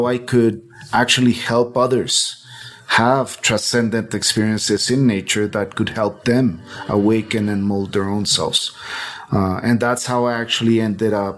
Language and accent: English; Bogotá, Colombia; I was born in Bogota, in Colombia. And Colombia, for me, has always represented a really nature-rich space. You know, we are one of the richest in biodiversity in the world